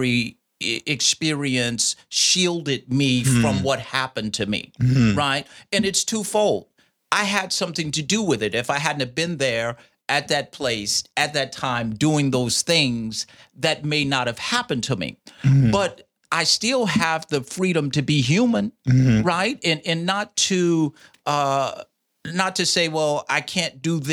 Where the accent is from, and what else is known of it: Indianapolis, Indiana, United States; born or raised there; also born or lived in Fort Campbell, Kentucky